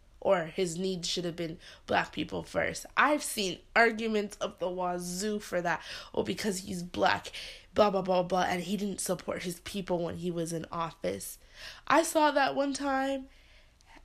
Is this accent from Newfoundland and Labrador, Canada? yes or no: no; Toronto, Ontario, Canada; I'm born and raised in Toronto